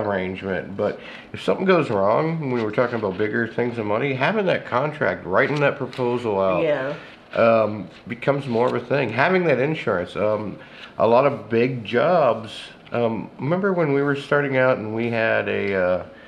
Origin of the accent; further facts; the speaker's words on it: Dayton, Ohio, United States; moved away; also born or lived in the western United States; I grew up in Dayton, lived out west for 20 years, came back